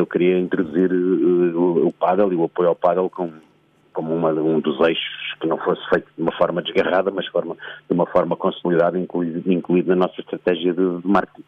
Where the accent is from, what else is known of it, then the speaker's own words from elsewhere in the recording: Portugal; sou português